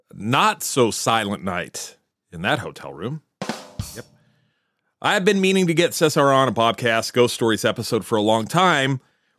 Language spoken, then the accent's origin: English; New Jersey, United States; New Jersey is also my home state.